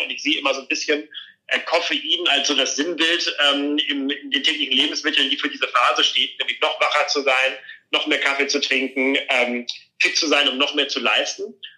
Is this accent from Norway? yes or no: no; Flensburg, Schleswig-Holstein, Germany; moved away; in Flensburg, in meiner Heimatstadt